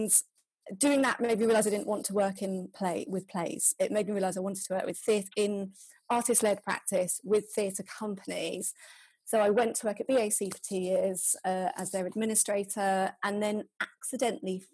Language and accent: English; London, United Kingdom; also born or lived in Scarborough; I am from London, and I went to study theatre studies at Scarborough